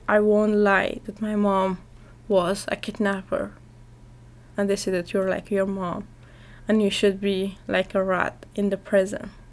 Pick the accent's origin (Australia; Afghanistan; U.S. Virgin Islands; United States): Afghanistan; I'm from Afghanistan and I am 17 years old.